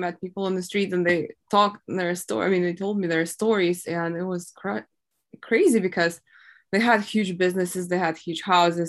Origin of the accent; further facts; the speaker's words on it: Mariupol, Donetsk Oblast, Ukraine; moved away; I was from Mariupol, and that was like all the Donbas area